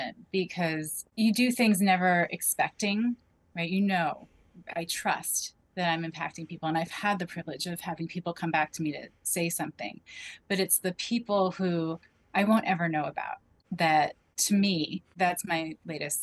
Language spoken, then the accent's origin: English; Rockland County, New York, United States; moved away; I grew up in Rockland County, which is a half hour northwest of Manhattan